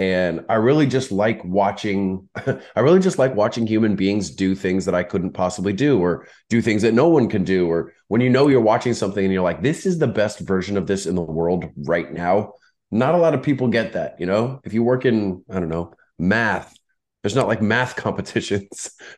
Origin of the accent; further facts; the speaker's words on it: Menifee, California, United States; I grew up mostly out in the Inland Empire, a little place. {S0} Oh, {S1} called, {S0} so you're still local. Okay. {S1} Yeah, a little place called Menifee.